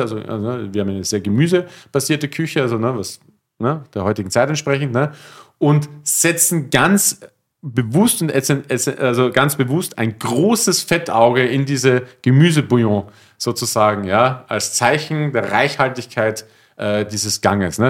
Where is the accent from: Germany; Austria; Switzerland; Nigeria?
Austria; moved away; bei uns in Österreich